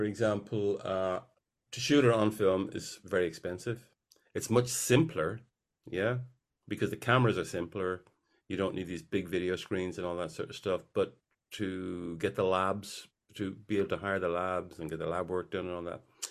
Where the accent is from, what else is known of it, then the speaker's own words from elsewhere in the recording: Ireland; I'm very much an Irish figure